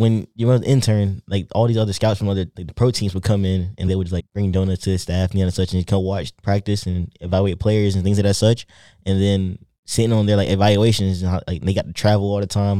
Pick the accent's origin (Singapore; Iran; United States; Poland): United States; coastal North Carolina; also born or lived in Raleigh, North Carolina / Virginia; I'm originally from Raleigh, North Carolina, the coast, but I moved to Raleigh when I was in middle school